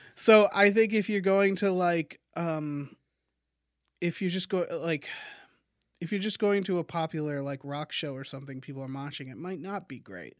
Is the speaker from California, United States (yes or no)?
no; Massachusetts, United States; I'm from Massachusetts